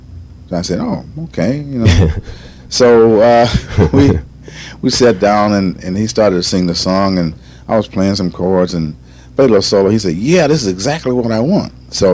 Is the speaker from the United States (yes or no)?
yes; Detroit, Michigan, United States; now in California, United States; growing up in Detroit.